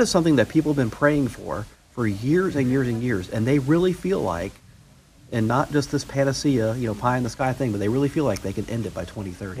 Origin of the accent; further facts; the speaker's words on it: Florida, United States; when I was growing up in Florida